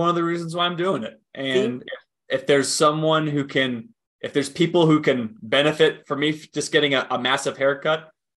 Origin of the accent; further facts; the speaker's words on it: Winston-Salem, North Carolina, United States; my hometown of Winston-Salem